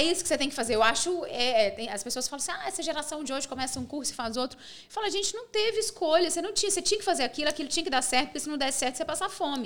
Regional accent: Pains, Minas Gerais, Brazil; also born or lived in Divinópolis; eu sou de País, que é uma cidade do interior, uma cidade bem pequenininha, que tem 8 mil habitantes. Sim. Eu morei em Pains até meus 19 anos

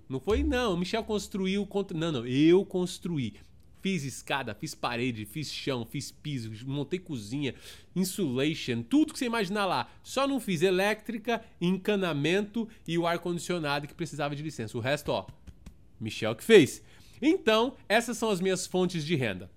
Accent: São Paulo, Brazil; moved away as an adult; also born or lived in Toronto, Canada / Kitchener, Canada; now in Orlando, United States; sou de São Paulo, na Zona Sul, nasci em Santo Amaro, realmente, São Paulista da gema mesmo

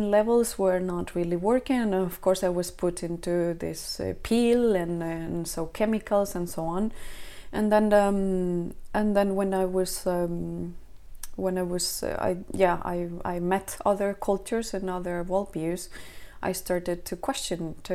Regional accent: Spain; also born or lived in south of Sweden; now in Sweden; I am uh, I am from Spain, but I'm here now in the uh, south of Sweden

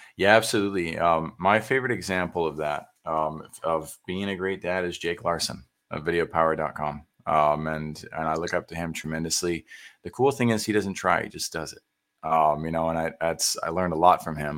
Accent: San Antonio, Texas, United States; I grew up in San Antonio

